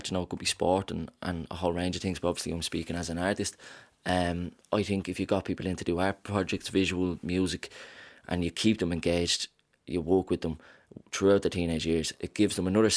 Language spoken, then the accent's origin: English; Dublin, Leinster, Ireland; I'm from Ballymun